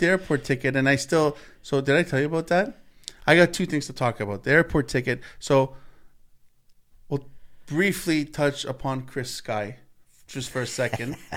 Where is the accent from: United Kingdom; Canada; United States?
Canada; Me, as a Canadian